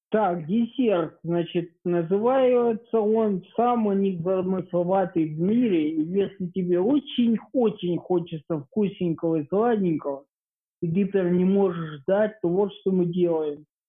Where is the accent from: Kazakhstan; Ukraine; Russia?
Ukraine; По паспорту я украинец.